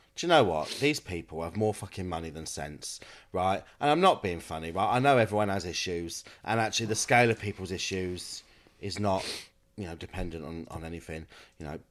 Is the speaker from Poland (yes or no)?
no; Kent, South East England, United Kingdom; moved away as an adult; now in Manchester, United Kingdom; I'm from Kent